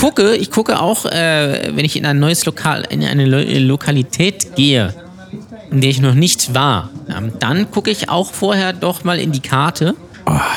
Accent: the North, Northern Germany, Germany; wie man bei uns im Norden sagt

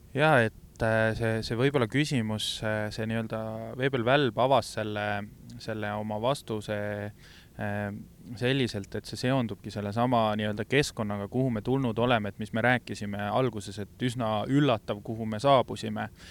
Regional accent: Estonia; me oleme Eestist

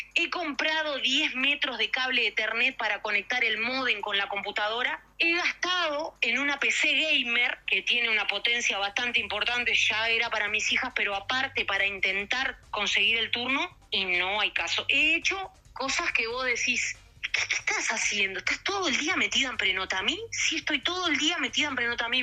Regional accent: Uruguay; siendo uruguayo

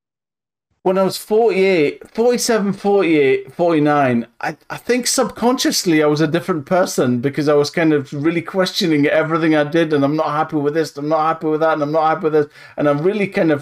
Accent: Northumberland, North East England, United Kingdom; I'm from Northumberland

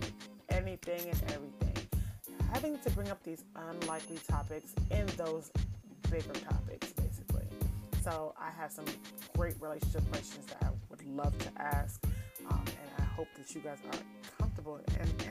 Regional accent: Jamaica; accent: Jamaican; I am definitely Jamaican, so you'll hear a little bit of accent every once in a while.

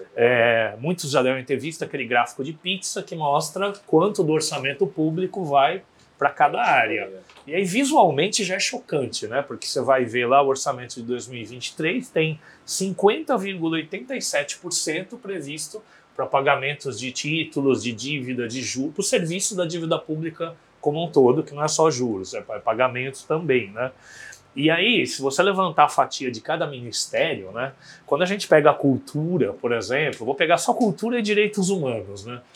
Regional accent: Santos, São Paulo, Brazil; Se eu lembrar da minha adolescência, você tinha em Santos, Banho da Doroteia, você tinha grandes blocos da, na praia

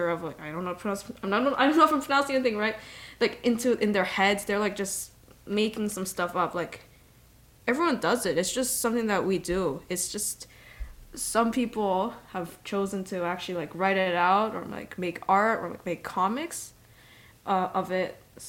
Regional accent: Canada; I'm Canadian

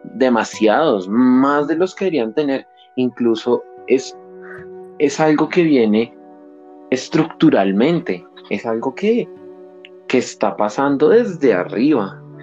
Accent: Colombia; reconocernos como colombianos

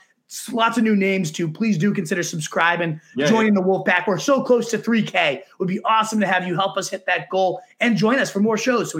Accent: California, United States; I'm from Cali. Screw the Cali teams.

